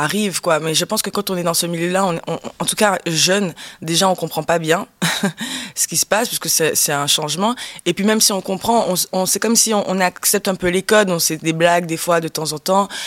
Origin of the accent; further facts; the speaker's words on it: Guadeloupe; J'ai grandi en Guadeloupe.